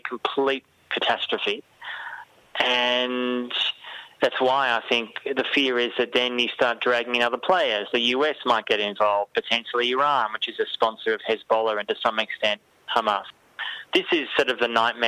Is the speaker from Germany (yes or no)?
no; Australia; speaking as an Australian Jewish German person